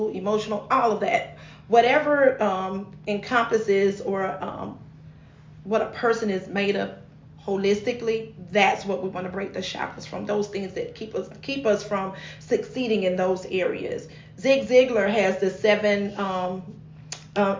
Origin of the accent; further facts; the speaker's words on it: Thomasville, Georgia, United States; I'm born and raised in the great city of Thomasville, Georgia.